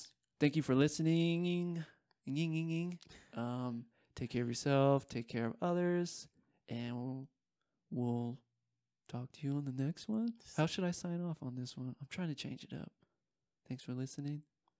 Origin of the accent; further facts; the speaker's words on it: United States; As an American